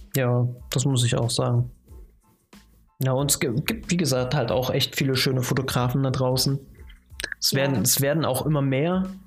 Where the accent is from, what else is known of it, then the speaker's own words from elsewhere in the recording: Chemnitz, Saxony, Germany; Ich komme ja aus, aus der Ecke